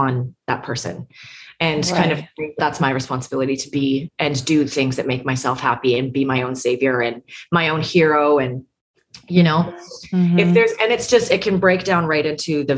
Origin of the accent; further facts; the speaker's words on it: Canada; moved away as an adult; now in Nashville, United States; I'm a Canadian citizen here